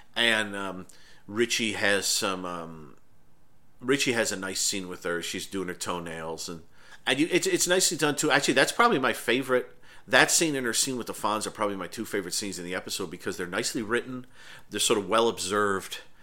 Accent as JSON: {"language": "English", "town": "Irondequoit", "region": "New York", "country": "United States", "tie": "born or raised there", "said": "I grew up outside of Rochester, New York, which is not a huge city, but is, is a city. Um, but I grew up in Arundecoyt"}